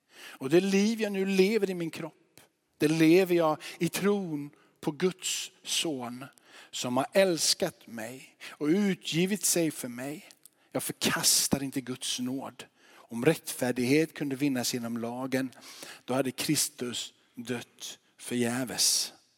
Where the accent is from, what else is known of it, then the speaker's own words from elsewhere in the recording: Sweden; vi svenskar